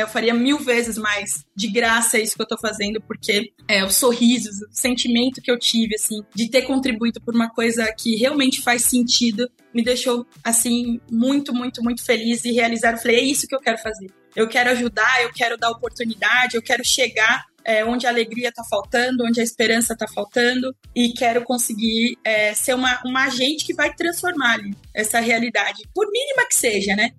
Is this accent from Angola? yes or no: no; Brazil; comunidade Sacadura Cabral, que foi onde eu nasci, vivi lá por é, 20 anos